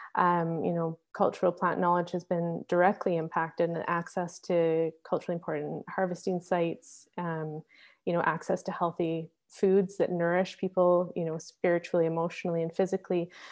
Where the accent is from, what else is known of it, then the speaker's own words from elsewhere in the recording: Victoria, British Columbia, Canada; also born or lived in Squamish; growing up, my parents moved to, uh, Victoria on Vancouver Island, uh, just before I was born. And so I didn't grow up in Squamish in my home territory